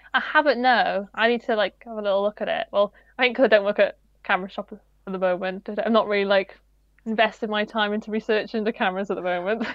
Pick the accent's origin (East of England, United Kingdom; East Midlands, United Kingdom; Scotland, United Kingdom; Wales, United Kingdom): Wales, United Kingdom; I'm Welsh, I am absolutely awful at pronouncing Welsh names.